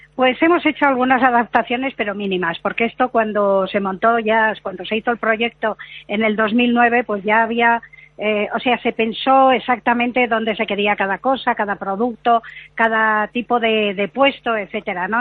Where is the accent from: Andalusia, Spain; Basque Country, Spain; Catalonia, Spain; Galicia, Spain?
Basque Country, Spain; Bilbao; yo soy de Bilbao